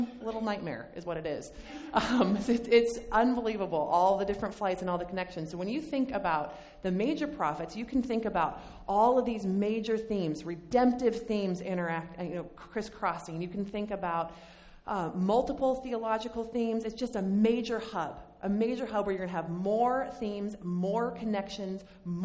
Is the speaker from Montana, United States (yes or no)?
yes; Bozeman, Montana, United States; I grew up in Bozeman, Montana